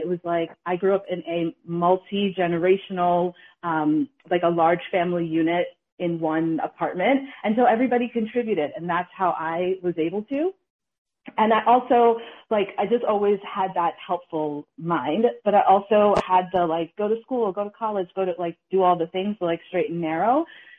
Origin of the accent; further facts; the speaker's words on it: Bronx, New York, United States; I'm from the Bronx and he's from the Boston area.